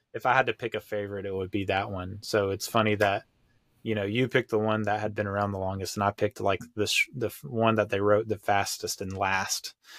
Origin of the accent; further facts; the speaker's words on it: United States; here in America, like, as an American